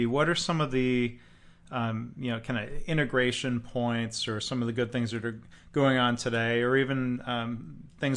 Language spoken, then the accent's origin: English; Detroit, Michigan, United States; moved away; my time growing up around Detroit